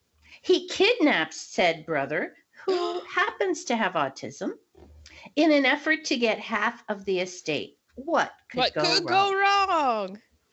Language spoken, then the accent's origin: English; Cincinnati, Ohio, United States; That's where I was born, Jewish Hospital.